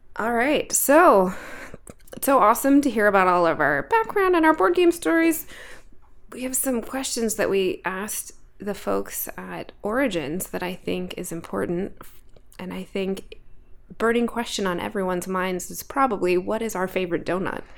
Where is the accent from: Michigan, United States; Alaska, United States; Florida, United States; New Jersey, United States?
Alaska, United States; I grew up in Alaska